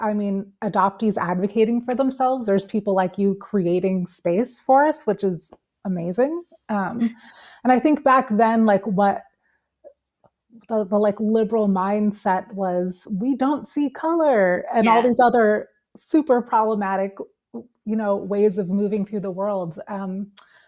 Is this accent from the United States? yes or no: yes; East Coast of the United States, United States; now in Switzerland; here in Switzerland, where I live, even though I'm from the East Coast of the States